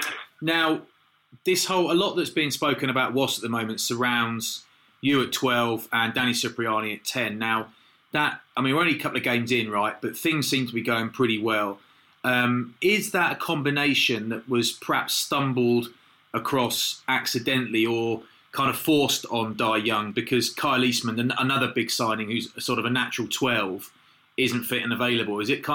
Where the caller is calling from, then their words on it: Cardiff, Wales, United Kingdom; We're calling you from Cardiff Arms Park, mate. So I'm looking out over the pitch.